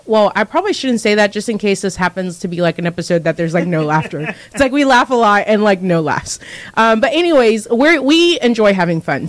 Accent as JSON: {"language": "English", "country": "Zambia", "tie": "born or raised there", "moved": "yes", "said": "I was living in Zambia, because I was born in Zambia"}